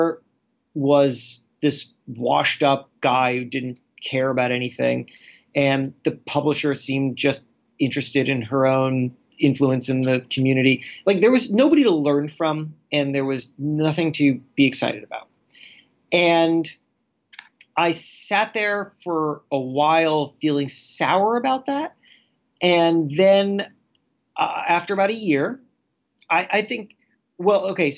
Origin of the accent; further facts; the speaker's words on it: Florida, United States; I grew up in Florida